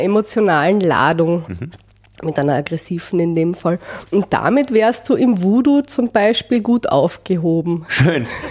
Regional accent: Austria; also born or lived in Vienna; bei uns in Österreich

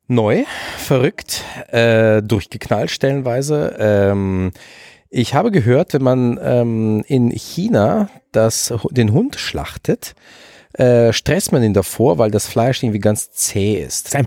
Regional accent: Baden-Württemberg, Germany; Nein, ich komme aus den ehemaligen Vorderlanden, die Stadt heißt Fr

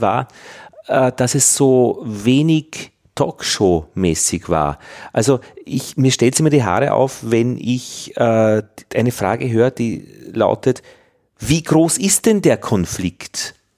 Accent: Upper Austria, Austria; ich bin ja im Katholischen aufgewachsen, im, in Oberösterreich in den 70er Jahren

